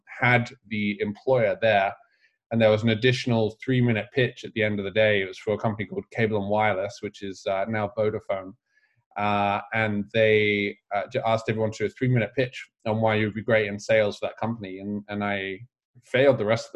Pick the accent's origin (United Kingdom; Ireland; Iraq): United Kingdom; England; moved away as an adult; now in United States; I was growing up in England